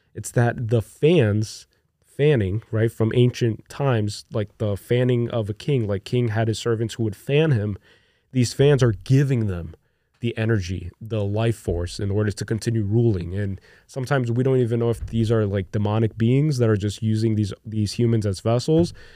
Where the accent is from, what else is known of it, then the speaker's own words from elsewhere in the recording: Brazil; moved away; I grew up in Brazil, which is a third world country.